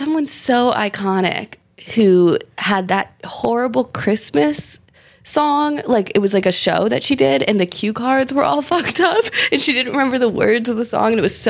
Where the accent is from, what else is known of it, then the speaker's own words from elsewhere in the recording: New York, United States; We grew up in New York. We never drove.